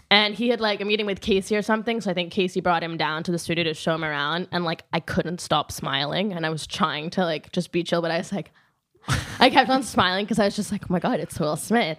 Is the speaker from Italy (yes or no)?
yes; Rome, Lazio, Italy; moved away; also born or lived in New York; I'm from Rome 'cause that's where I grew up